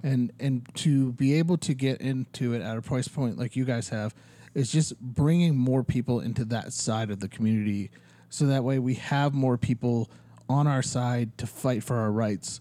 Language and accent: English; Ohio, United States; now in Arizona, United States; I grew up in Ohio